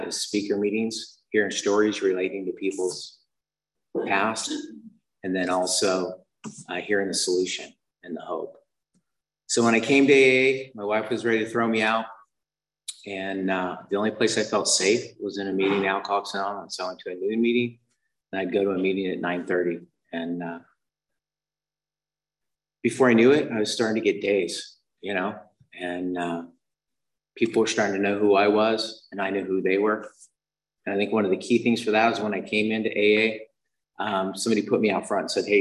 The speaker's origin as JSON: {"language": "English", "region": "Utah", "country": "United States", "tie": "born or raised there", "said": "I was raised in Utah"}